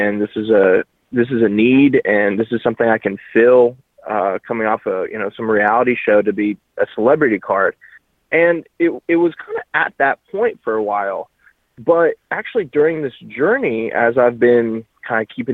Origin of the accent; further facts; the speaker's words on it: Tallahassee, Florida, United States; moved away; my hometown in Tallahassee